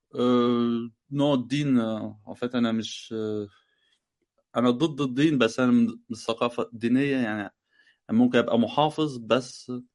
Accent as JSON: {"language": "Arabic", "country": "Egypt", "moved": "yes", "lives_now": "France", "said": "انا بفهم مغرب مغربي بس انا مصري"}